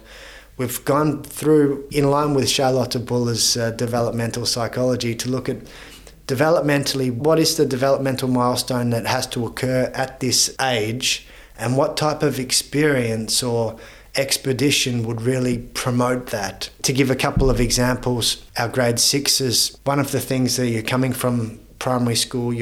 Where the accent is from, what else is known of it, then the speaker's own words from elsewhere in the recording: Australia; now in Vienna, Austria; as an Australian